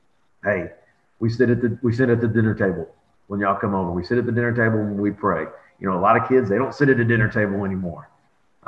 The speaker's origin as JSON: {"language": "English", "town": "Belton", "region": "Texas", "country": "United States", "moved": "as an adult", "lives_now": "Hubbard, United States", "said": "I'm originally from Belton High School."}